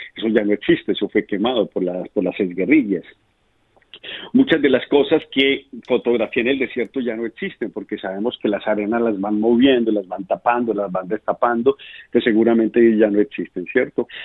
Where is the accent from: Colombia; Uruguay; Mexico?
Colombia; como colombiano